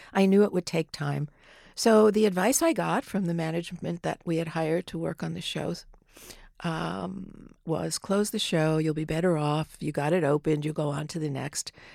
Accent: New Jersey, United States; I grew up in New Jersey, not far from the city

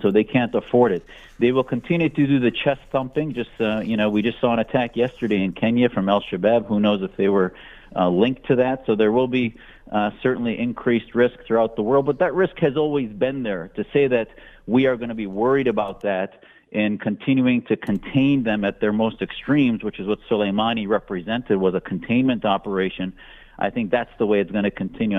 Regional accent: United States; as an American Muslim

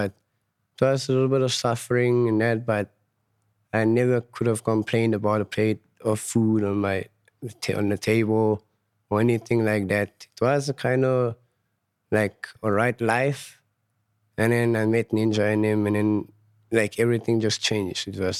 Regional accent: Johannesburg, Gauteng, South Africa; I grew up in Fietas, in Frederdorp, my hometown in Johannesburg. It's quite a nice area if you get to know the people and the people knows you.

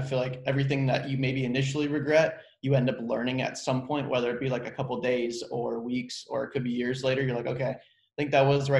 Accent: San Diego, California, United States; also born or lived in San Francisco; now in Los Angeles, United States; I was born in San Diego. Shout out. I've got two brothers, one older, one younger. I lived there until I was 18

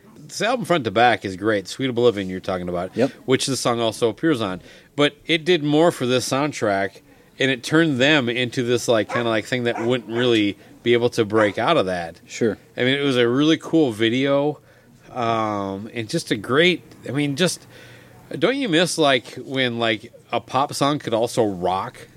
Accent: Minnesota, United States; as a Minnesotan

